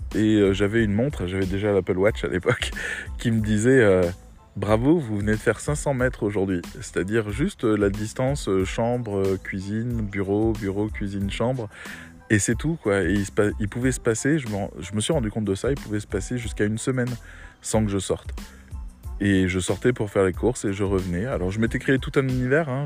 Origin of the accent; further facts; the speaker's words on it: Metz, Grand Est, France; moved away as an adult; also born or lived in Rennes; je venais de Metz où, où tout était un peu plan-plan